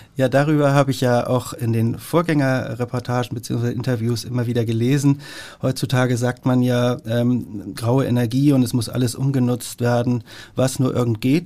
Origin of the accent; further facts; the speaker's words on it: Hamburg, Germany; meine Heimatstadt, in der ich geboren bin, in der ich lebe und arbeite und die ich, wenn es nicht vermessen klingt, so ein bisschen wie das eigene Wohnzimmer betrachte, Hamburg